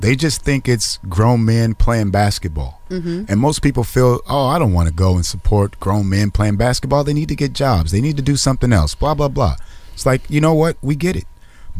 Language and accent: English; Fresno, California, United States; born there; also born or lived in San Francisco / Detroit; I was born here in Fresno. I lived in San Francisco, and then we moved to Detroit. And this is all happening before I'm 6 years old.